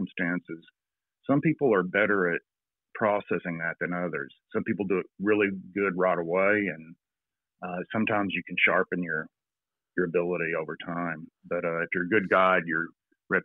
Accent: Texas, United States; moved away as an adult; also born or lived in Atlanta; now in New Zealand; I grew up in Texas

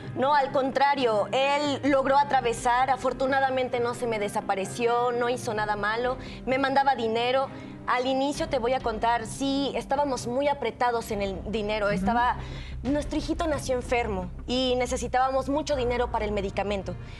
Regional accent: Chilpancingo, Guerrero, Mexico; yo vivo en Guerrero, eh, soy de Chilpancingo

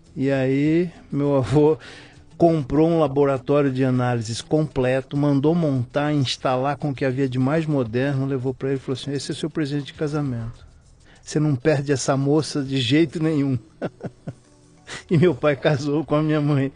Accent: São José do Rio Preto, São Paulo, Brazil; moved away; also born or lived in Rio de Janeiro / Mozambique; São José do Rio Preto, hum. interior de São Paulo

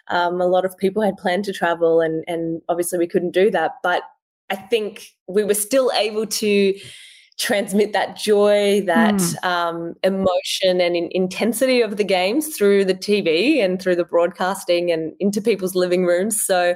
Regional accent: France; born there; knowing, I guess, that I was born in France is really special.

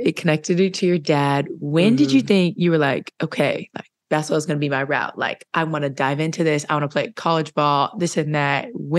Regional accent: California, United States; I'm from California.

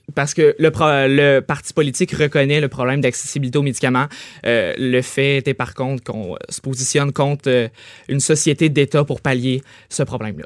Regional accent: Trois-Rivières, Quebec, Canada; je viens de Trois-Rivières, Collège La Flèche

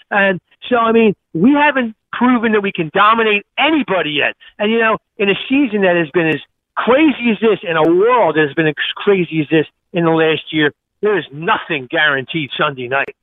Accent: Philadelphia, Pennsylvania, United States; now in New Jersey, United States; I'm a Philly guy. I mean, I'm from, I'm from Roxborough

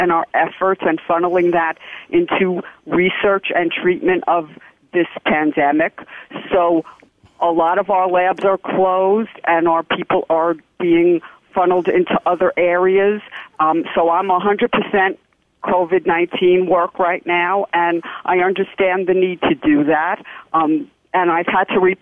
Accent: New York City, New York, United States; when I grew up in Brooklyn

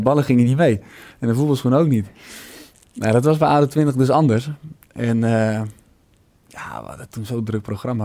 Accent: Netherlands

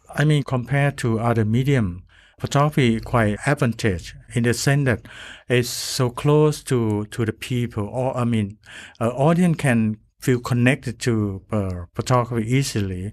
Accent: Thailand; I come from Thailand

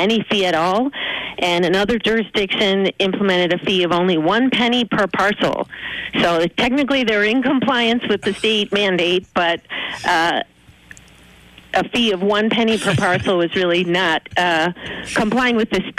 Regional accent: Bloomsburg, Pennsylvania, United States; now in Baltimore, United States; I grew up in Bloomsburg, Pennsylvania. My parents are still there.

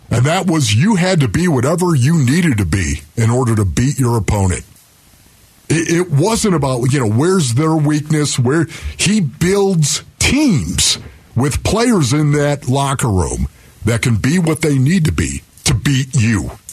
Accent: Orchard Park, New York, United States; moved away; born and raised in Orchard Park, New York, where the Bills are.

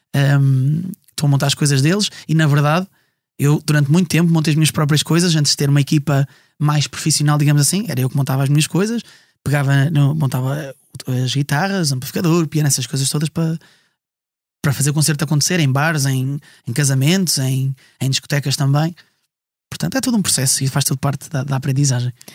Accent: Estarreja, Aveiro District, Portugal; first language Portuguese; now in Ovar, Portugal; sou natural de Estarreja

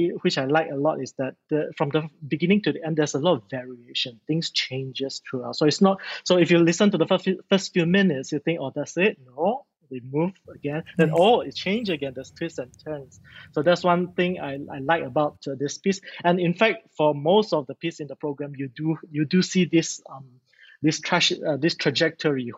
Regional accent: Malaysia; I'm so proud of being a Malaysian

